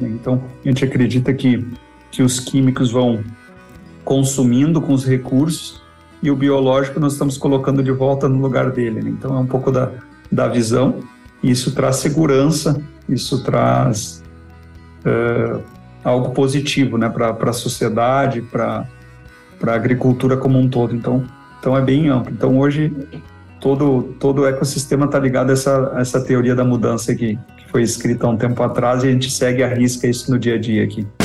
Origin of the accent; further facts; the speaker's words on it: Porto Alegre, Rio Grande do Sul, Brazil; moved away as an adult; sou nascido no Rio Grande do Sul, Porto Alegre. É, vivi lá desde o nascimento até os 23 anos, região metropolitana, Porto Alegre, Canoas, aquela região ali